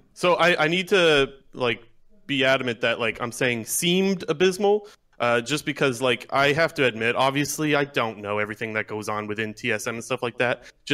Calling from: Ontario, Canada; Ontario, Canada.

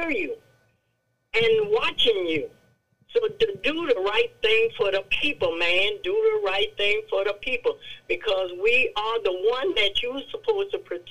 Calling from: Franklin, Louisiana, United States; I am from Franklin

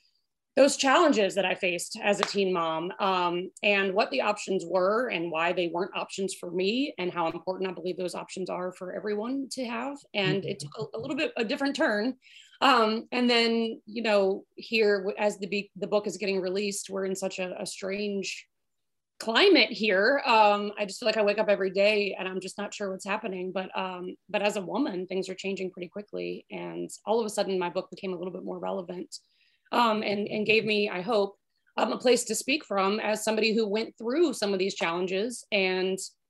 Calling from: Suffolk, Virginia, United States; So I am in Suffolk, Virginia, which is southeastern Virginia. We actually border North Carolina, so not far from Virginia Beach, not far from the Outer Banks.

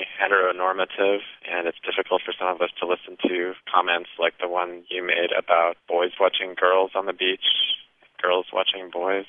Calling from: Chicago, Illinois, United States; I'm calling from Humboldt Park in Chicago.

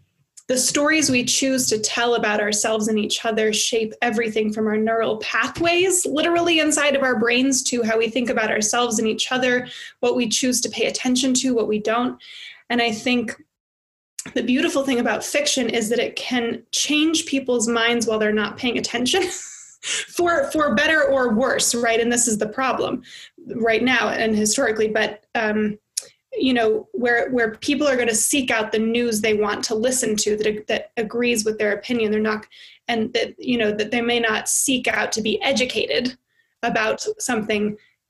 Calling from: United States; as I'm calling in from America where everything is melting down

